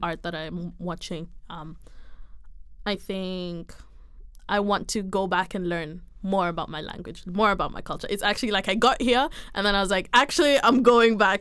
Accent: Kenya; moved away as an adult; I am Kenyan

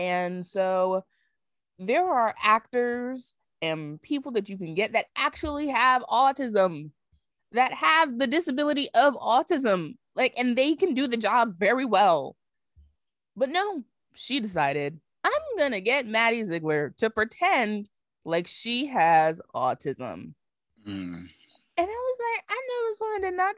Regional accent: Barbados; I am from Barbados.

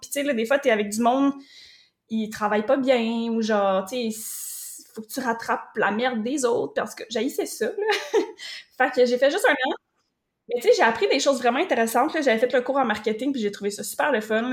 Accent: Drummondville, Quebec, Canada; moved away as an adult; also born or lived in Rivière-du-Loup; je suis partie de Drummondville, mon petit patelin que j'avais été là toute ma vie.

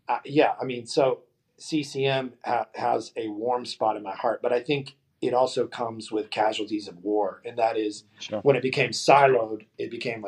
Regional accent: Dallas, Texas, United States; I was born in Dallas

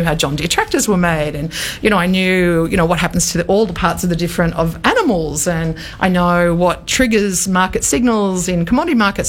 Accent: Australia; also born or lived in New York; So I came home to Australia. I'd been living in New York for the best part

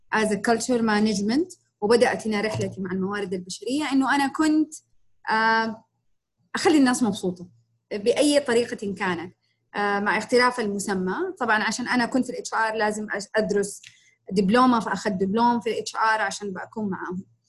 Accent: Jeddah, Makkah Province, Saudi Arabia; في المملكة عندنا في جدة

